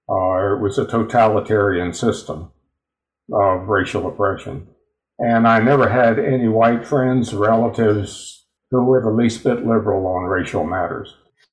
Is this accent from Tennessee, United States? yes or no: no; Houston, Texas, United States; Houston was my hometown.